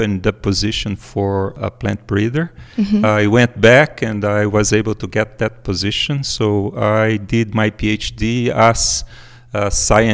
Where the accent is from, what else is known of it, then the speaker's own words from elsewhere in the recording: Brazil; also born or lived in Viçosa; I was like 200 kilometers from my hometown